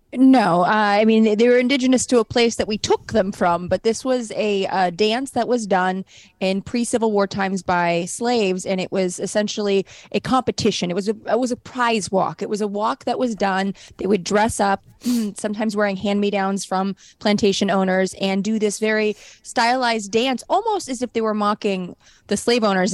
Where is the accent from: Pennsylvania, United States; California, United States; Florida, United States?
California, United States; San Fernando Valley; I grew up in the San Fernando Valley